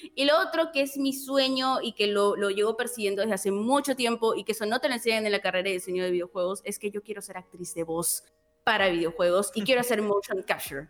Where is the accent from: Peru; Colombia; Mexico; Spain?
Peru; fui la representante de Perú